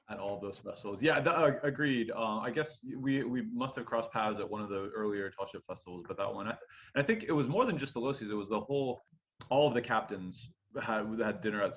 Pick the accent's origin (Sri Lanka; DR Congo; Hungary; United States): United States; Erie, Pennsylvania; moved away as an adult; also born or lived in Japan; now in Aberdeen, United States; Erie, which is my hometown. So I grew up in that northwestern corner of Pennsylvania